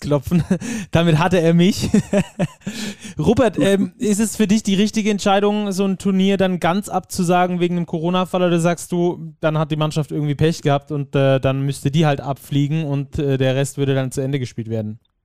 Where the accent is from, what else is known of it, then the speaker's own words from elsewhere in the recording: Ludwigsburg, Baden-Württemberg, Germany; in meiner Heimatstadt in Ludwigsburg